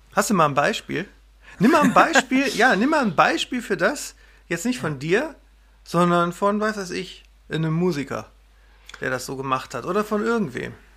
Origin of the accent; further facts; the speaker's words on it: Wesel, North Rhine-Westphalia, Germany; moved away as an adult; also born or lived in Bochum / Berlin; now in Münsterland, Germany; Ich bin in Wesel am Niederrhein aufgewachsen